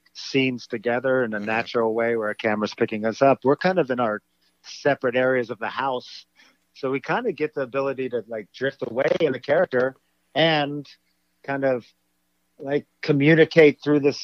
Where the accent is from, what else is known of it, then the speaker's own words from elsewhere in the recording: Florida, United States; moved away as an adult; also born or lived in Miami / New York; I grew up in Florida